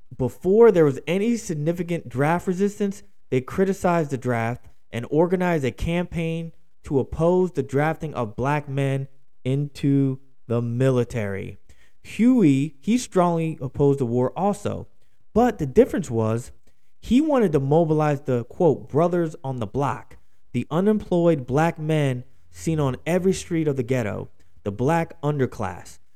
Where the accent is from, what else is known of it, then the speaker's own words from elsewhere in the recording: Philadelphia, Pennsylvania, United States; my hometown of Philadelphia, Pennsylvania